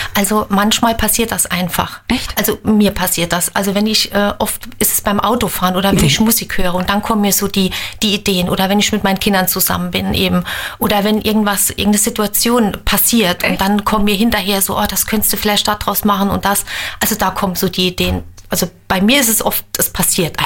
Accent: Reichenbach, Germany; meinem Heimatort Reichenbach

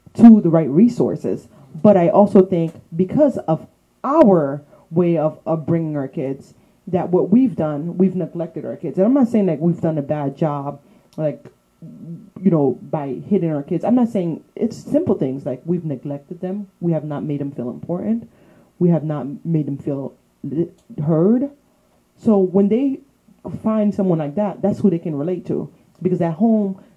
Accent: Florida, United States; I'm from Florida

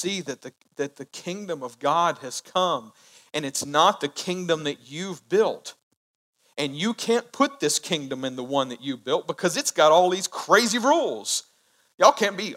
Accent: United States; I love being an American citizen

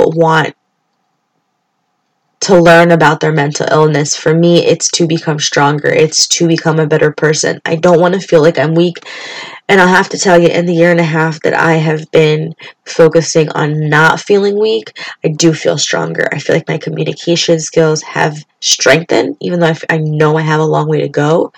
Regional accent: Springfield, Massachusetts, United States; I grew up in Springfield, Massachusetts

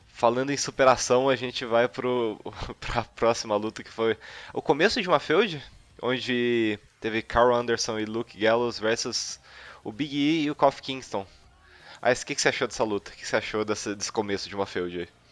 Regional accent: Brazil; eu sou brasileiro

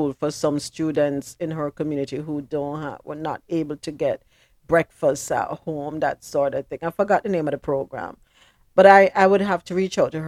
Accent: Jamaica; I'm not from Uptown, a country I come from

